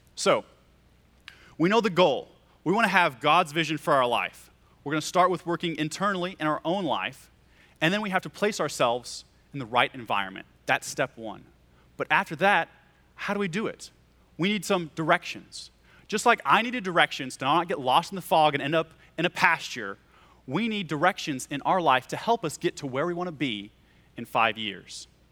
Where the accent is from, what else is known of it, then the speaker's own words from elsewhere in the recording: Carrier, Oklahoma, United States; moved away; I'm from Oklahoma, and I'm from middle of nowhere, Carrier, Oklahoma